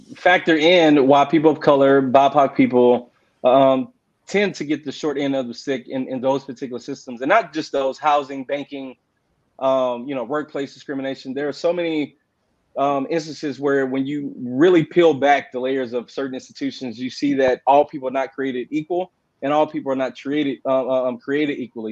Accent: Houston, Texas, United States; also born or lived in Austin, Texas; I'm originally from Houston. I was raised by my grandparents

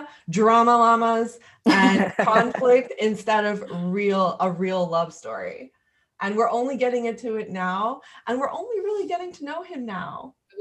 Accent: Montreal, Quebec, Canada

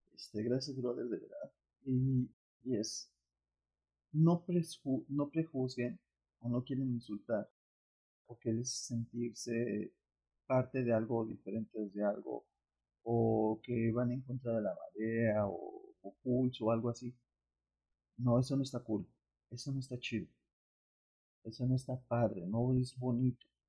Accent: Mexico

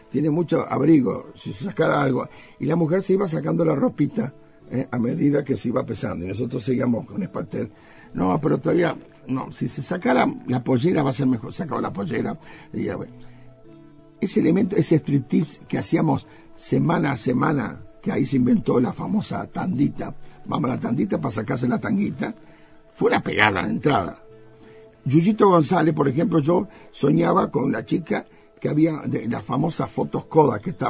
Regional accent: Uruguay; Y nosotros, como típicamente siempre tímidos como los uruguayos

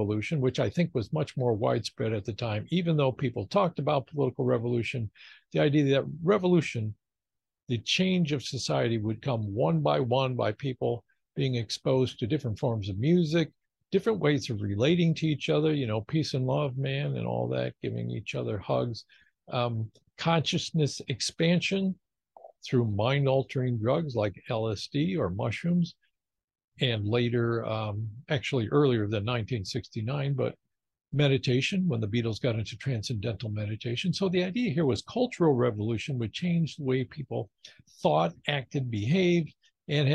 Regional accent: just outside of Detroit, Michigan, United States; I grew up just outside of Detroit, Michigan, and it was the heyday of the car industry there

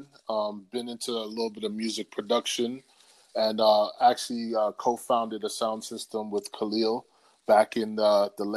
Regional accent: New York City, New York, United States; moved away as an adult; also born or lived in Atlanta; growing up in Brooklyn back in the late 80s and the 90s

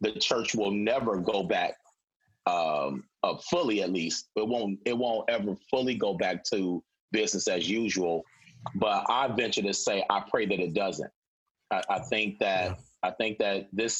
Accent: Chicago, Illinois, United States; now in Renton, United States; I'm originally from Chicago

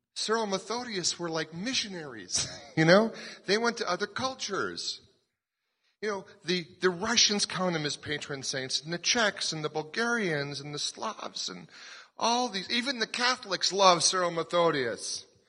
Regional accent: Colorado, United States; We're from Colorado.

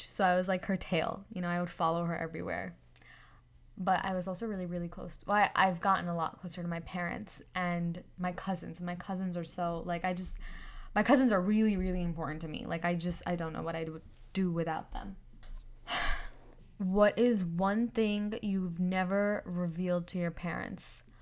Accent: New York, United States; also born or lived in India; Well, I am from New York, actually. like ethnicity wise, I'm Indian.

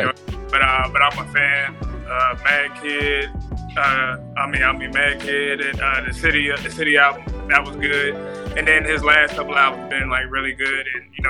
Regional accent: Fayetteville, North Carolina, United States; I'm from Fayetteville too.

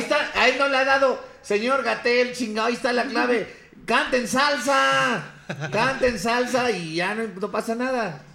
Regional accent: Ecatepec, State of Mexico, Mexico; yo crecí en Ecatepec

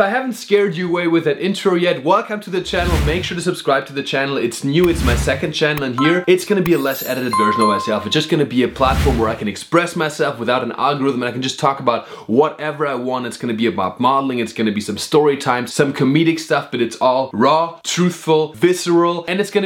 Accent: Black Forest, Baden-Württemberg, Germany; I grew up in the Black Forest

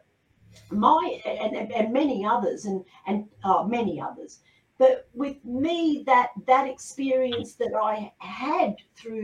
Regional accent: Australia; I'm an Australian

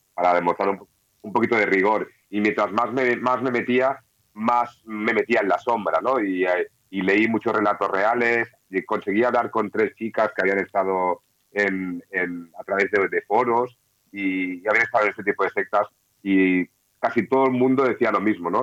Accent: Catalonia, Spain; yo soy muy catalán

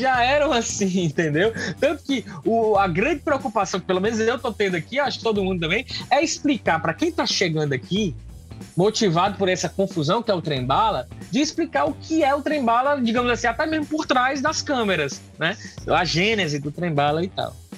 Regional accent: Northeast Region, Brazil; a gente sofre muito enquanto nordestino

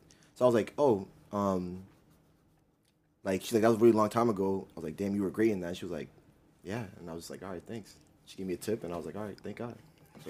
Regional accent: Massachusetts, United States; we're from Massachusetts.

